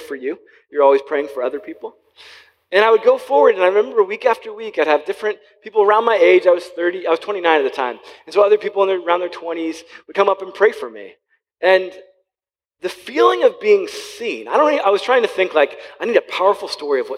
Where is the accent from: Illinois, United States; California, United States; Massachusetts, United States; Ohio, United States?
Ohio, United States; Wooster; also born or lived in Columbus, Ohio; I grew up in Worcester, which is about 50 minutes south of here or so